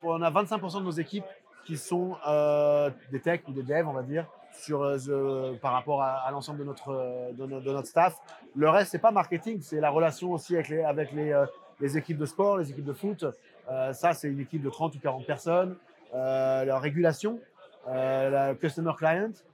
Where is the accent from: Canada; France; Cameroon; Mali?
France; accent: French; comme tu peux voir avec mon accent, je suis français.